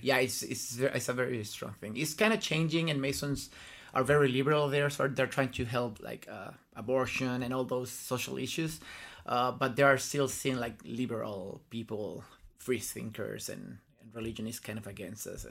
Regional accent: La Serena, Coquimbo, Chile; moved away as an adult; also born or lived in Concepción, Chile / Santiago, Chile; I grew up in La Serena, and un, until I went to college, then I moved to, to go, to Santiago.

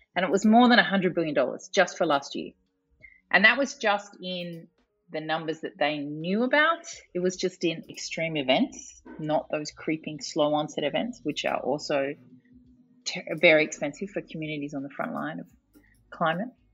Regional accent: Australia; I am not from a developing country, but I am from Australia, which is a very long way away from Bonn, Germany.

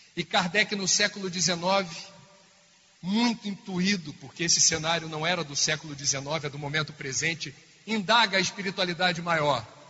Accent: Rio de Janeiro, Brazil; lá no Rio de Janeiro, de onde eu venho

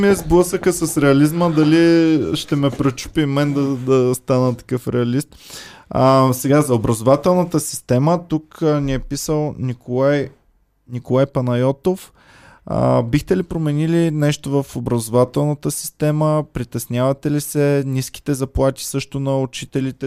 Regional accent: Stara Zagora, Stara Zagora Province, Bulgaria; now in Sofia, Bulgaria; аз съм от Стара Загора

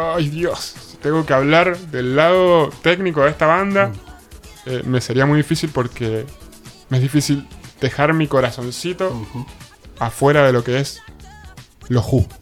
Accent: Mendoza, Argentina; soy mendocino

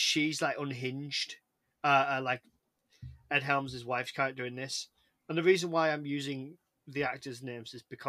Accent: England, United Kingdom; I'm English

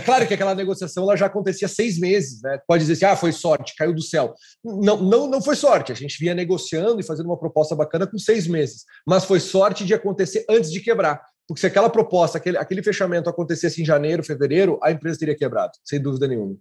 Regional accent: Santa Maria, Rio Grande do Sul, Brazil; Universidade Federal em Santa Maria, lá da minha cidade

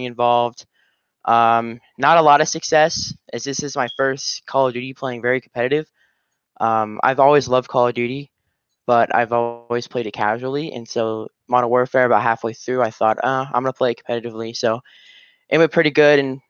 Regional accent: Colorado, United States; I'm from Colorado, and I play for Captain Academy

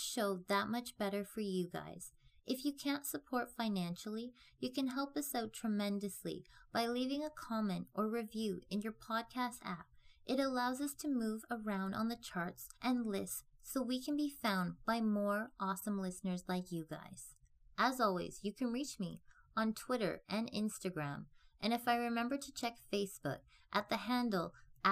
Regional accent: Great Lakes, Canada; I grew up as a child around the Great Lakes

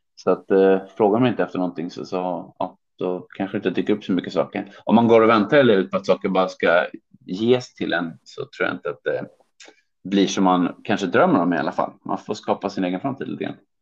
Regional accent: Sweden; moved away as an adult; also born or lived in Hong Kong; now in Beijing, China; för mig som svensk

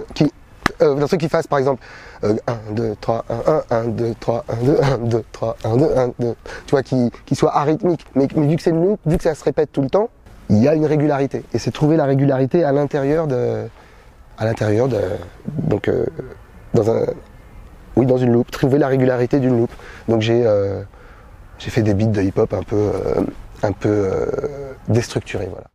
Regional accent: Paris, Île-de-France, France; Je suis né en 1976 à Paris

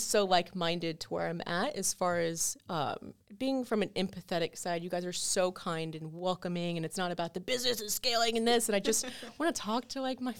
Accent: Brevard County, Florida, United States; moved away as an adult; now in Orlando, United States; I'm from Brevard County

